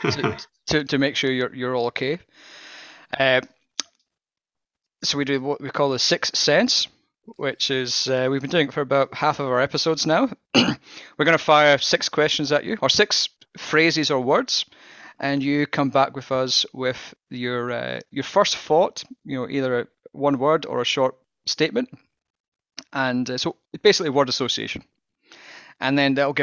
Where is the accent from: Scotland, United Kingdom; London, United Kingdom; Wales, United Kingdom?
Scotland, United Kingdom; I'm Scottish